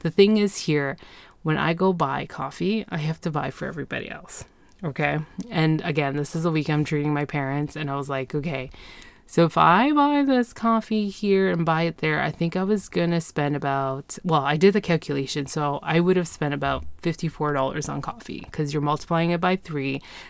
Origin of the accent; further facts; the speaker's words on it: Ontario, Canada; I'm from Ontario. Why am I being charged a tourist tax?